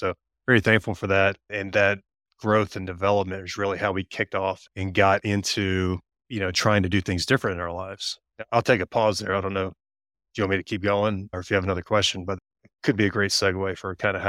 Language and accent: English; Tennessee, United States; Tennessee, middle of Tennessee.